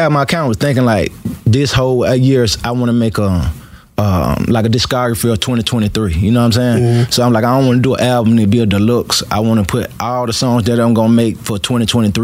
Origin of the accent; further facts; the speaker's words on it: Atlanta, Georgia, United States; also born or lived in Alabama; I grew up here